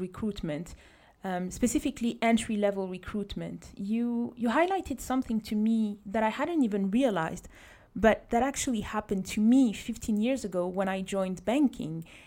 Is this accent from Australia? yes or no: no; Côte d’Ivoire; I grew up in in Ivory Coast